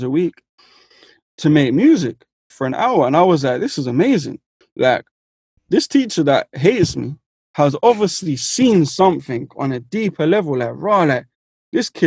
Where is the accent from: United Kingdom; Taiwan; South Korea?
United Kingdom; London; I'm from West London